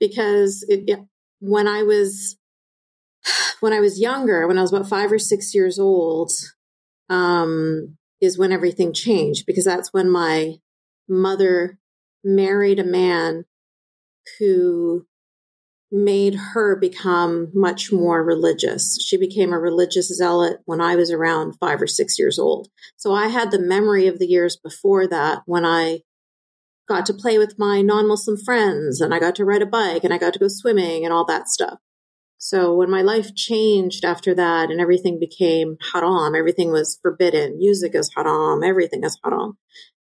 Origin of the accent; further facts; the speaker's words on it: Canada; I was born and raised in Canada, I lived in a bubble separate from everybody else